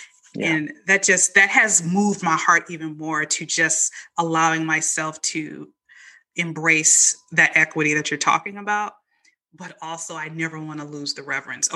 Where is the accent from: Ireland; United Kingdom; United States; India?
United States; Chicago, Illinois; moved away; also born or lived in the South; when I grew up in Chicago